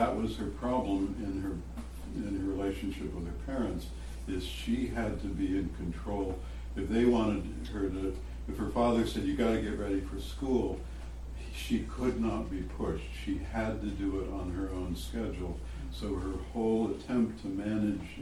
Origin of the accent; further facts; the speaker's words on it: Missouri, United States; I was born in Missouri